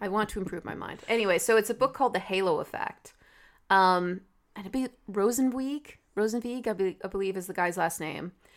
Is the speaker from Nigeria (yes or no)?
no; United States; I speak as an American